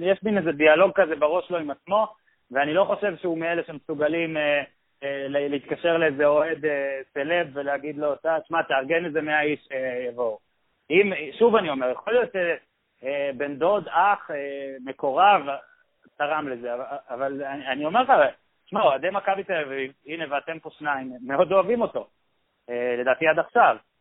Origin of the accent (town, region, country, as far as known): Israel